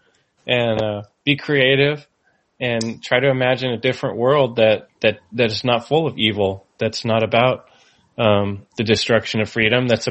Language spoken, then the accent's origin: English; San Jose, California, United States; moved away as an adult; also born or lived in Pennsylvania; I grew up in California in San Jose, pretty busy city.